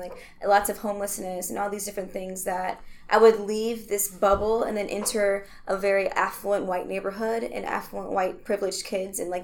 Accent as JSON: {"language": "English", "town": "Milwaukee", "region": "Wisconsin", "country": "United States", "tie": "born or raised there", "said": "I'm a Milwaukee native. I was born in the Harambe neighborhood"}